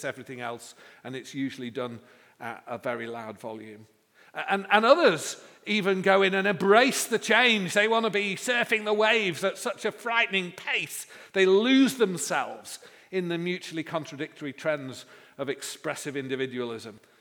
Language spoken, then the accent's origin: English; Manchester, North West England, United Kingdom; I come from Manchester